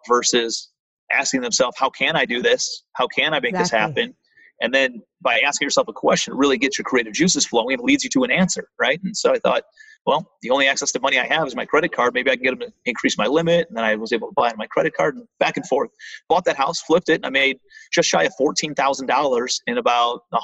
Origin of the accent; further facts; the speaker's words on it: Cleveland, Ohio, United States; moved away as an adult; also born or lived in New York City; I'm from Cleveland, Ohio originally